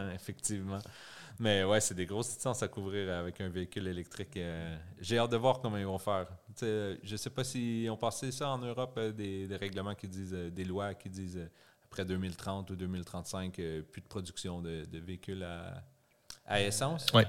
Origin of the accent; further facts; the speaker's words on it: Gatineau, Quebec, Canada; moved away as an adult; now in Montreal, Canada; viens de Gatineau. C'est près d'Ottawa. C'est ailleurs au Québec.